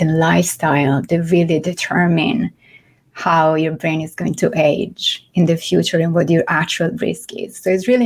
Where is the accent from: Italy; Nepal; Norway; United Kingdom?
Italy; Florence, Tuscany; accent: mix of Italian, French and English; English is a second language; moved away as an adult; now in New York City, United States; I am from Florence in Italy. So my accent is a mix of Italian, French, which is my second language, and, well, I guess English at this point.